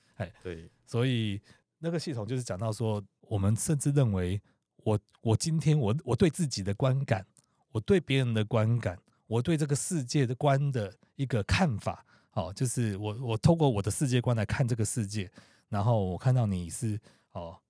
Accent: Taiwan; moved away as an adult; 特别在台湾的时候，后来我出国

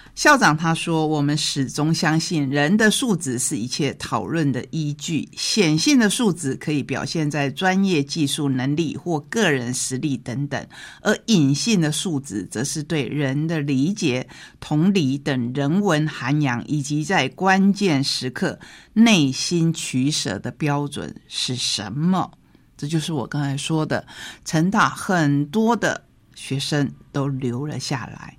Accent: Taitung County, Taiwan; also born or lived in Tainan; 跟着现在我们台东的国本农场的王家移民到了台东

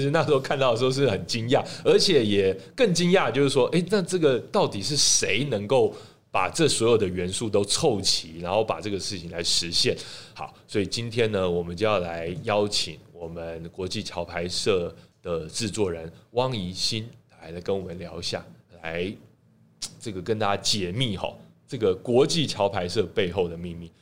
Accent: Taiwan; 身为台湾人

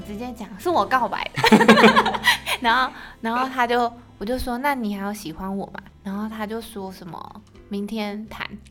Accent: Taichung, Taiwan; moved away; 我是台中人，然后我妈妈住台中

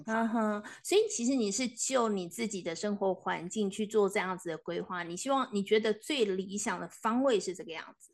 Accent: Taiwan; 你保有一种我们台湾人、中国人的一种传统的思想

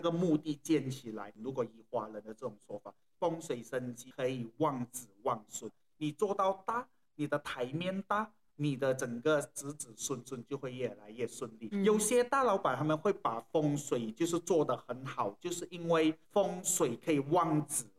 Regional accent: Malaysia; 我们马来西亚这边

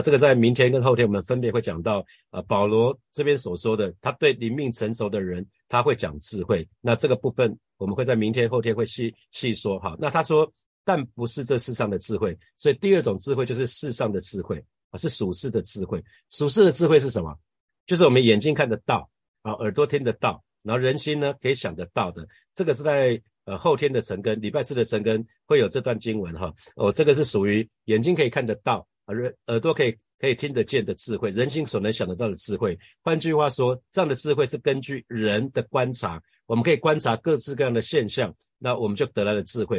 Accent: Hsinchu, Taiwan; 我们新竹老家后面，呃，离，离我们家非常近的一两分钟的一个妈祖庙

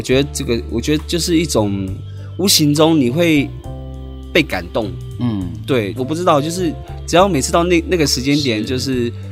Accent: Tai'an, Miaoli County, Taiwan; 我是来自苗栗泰安的泰雅族

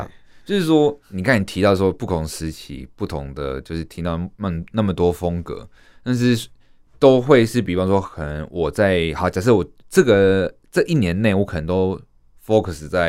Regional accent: Taiwan; 这是属于我们台湾人的听音乐的方式。

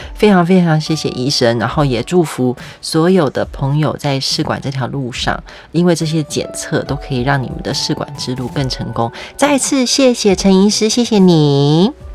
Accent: Taiwan; 但我跟你讲，身为台湾人呢，是很羡慕你的

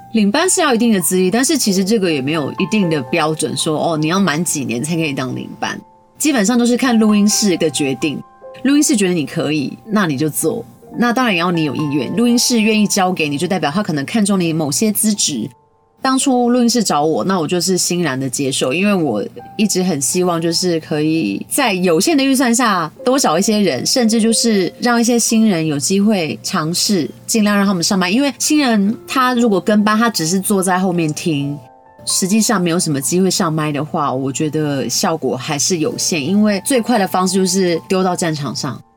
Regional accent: Taiwan; 我们台湾这边有很多很棒的创作者

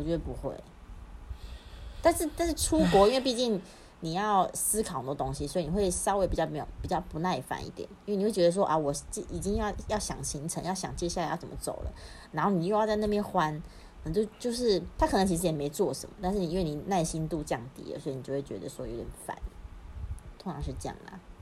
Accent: Taiwan; 我是台湾人

